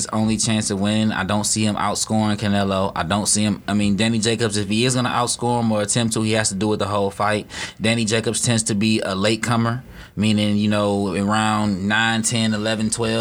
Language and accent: English; Detroit, Michigan, United States; I'm from here. I'm from Dexter Ave. Don't get me wrong, Dexter Ave, Joy Road, went to Northwestern, big and no, graduated from there